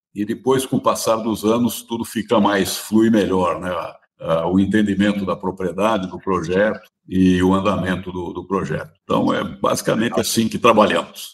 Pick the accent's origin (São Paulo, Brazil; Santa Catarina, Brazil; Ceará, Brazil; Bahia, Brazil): São Paulo, Brazil; eu sou paulistano, né? Nascido na Bela Vista, vida e criado